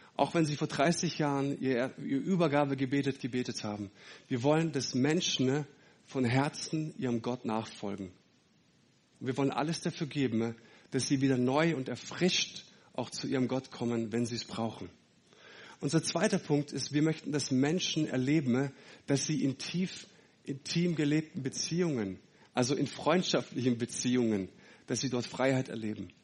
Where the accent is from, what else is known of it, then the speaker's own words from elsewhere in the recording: Leonberg, Baden-Württemberg, Germany; also born or lived in Fellbach; Ich komme aus Fellbach bei Stuttgart, ähm, äh, aus, aus Leonberg. Fellbach war ich jahrelang.